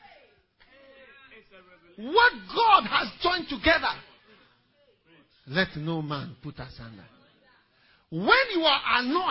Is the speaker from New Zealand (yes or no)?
no; Ghana; also born or lived in Switzerland; exactly half Swiss as I am half Ghanaian